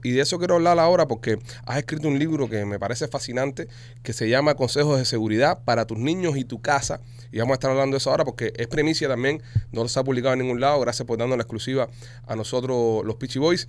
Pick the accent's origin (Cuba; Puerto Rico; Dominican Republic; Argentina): Cuba; Nosotros, obviamente, no somos ecuatorianos, somos cubiches